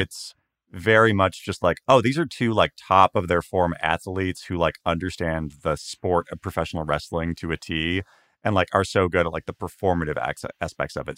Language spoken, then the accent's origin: English; Washington, United States; I grew up around Washington State